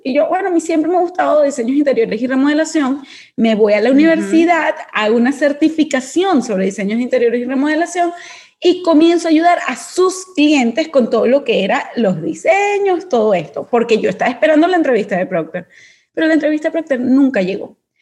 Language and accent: Spanish; Venezuela; moved away as an adult; now in Panama; Yo, venezolana, situación país que todo el mundo conoce, yo salgo apenas me gradúo. Apenas yo me gradué de la universidad como economista, salí de una vez de Venezuela y llegó a Panamá.